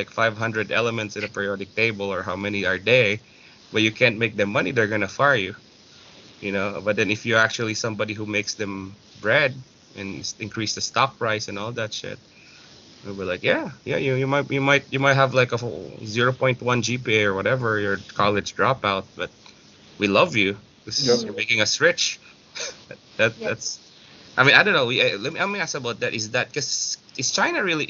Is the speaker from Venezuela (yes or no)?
no; Philippines; moved away; as a Filipino